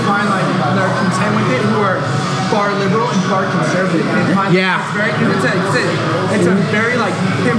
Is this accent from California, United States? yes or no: yes; the Bay Area, California, United States; moved away as an adult; now in San Diego, United States